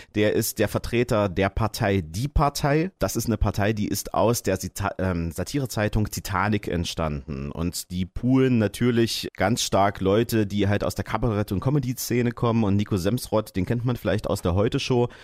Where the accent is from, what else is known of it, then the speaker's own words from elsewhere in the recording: Saxony-Anhalt, Germany; bei uns in Sachsen-Anhalt